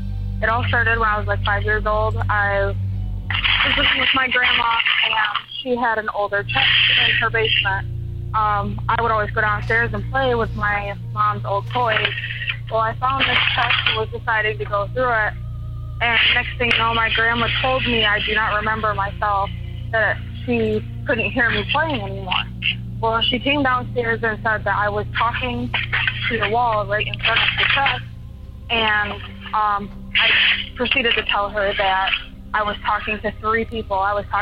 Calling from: Michigan, United States; from Michigan.

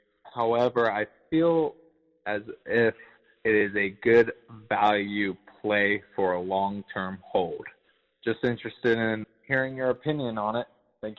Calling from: Miami Beach, Florida, United States; I'm calling from Miami Beach, Florida.

